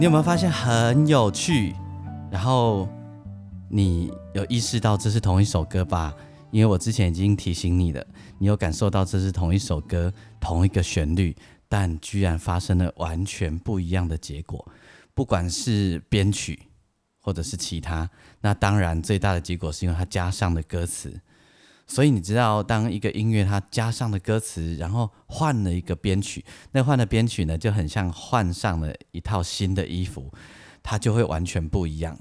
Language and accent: Chinese; Yilan County, Taiwan; also born or lived in Lukang, Changhua County; 我小时候在路港长大，但是呢，我小学四年级以后，我家就搬到宜兰去